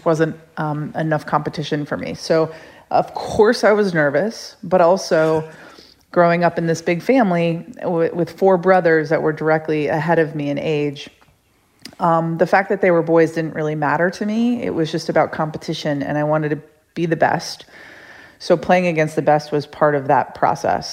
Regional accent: Rochester, New York, United States; I grew up in upstate New York in Rochester

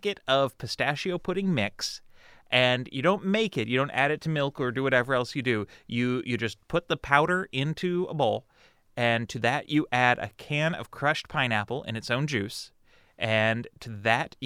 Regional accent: Midwest, United States; growing up in the Midwest

